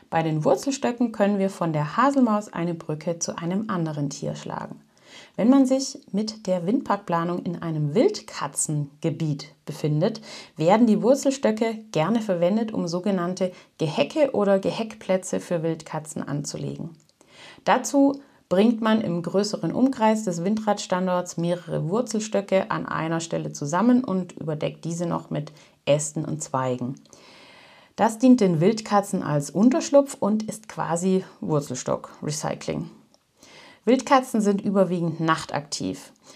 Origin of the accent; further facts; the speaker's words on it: Germany; bei uns in Deutschland